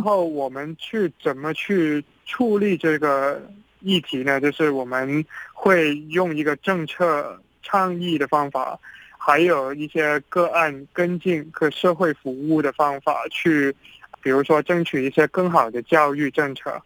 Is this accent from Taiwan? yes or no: no; Hong Kong; 我们是香港人